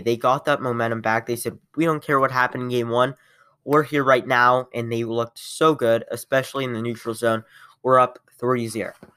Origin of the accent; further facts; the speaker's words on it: Columbus, Ohio, United States; I'm from Columbus